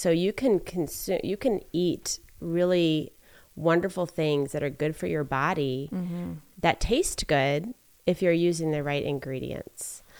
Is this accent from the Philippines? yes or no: yes; Philippines; moved away as an adult; now in United States; So something that people find kind of interesting about me is that I grew up in the Philippines. I was born and raised there.